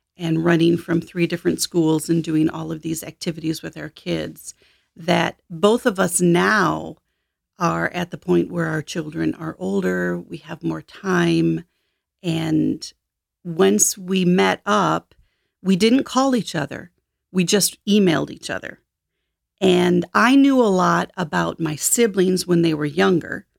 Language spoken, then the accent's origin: English; Michigan, United States; also born or lived in Detroit; I ended up adopted when I was eight as a single child in a farming town in Michigan, and had a great childhood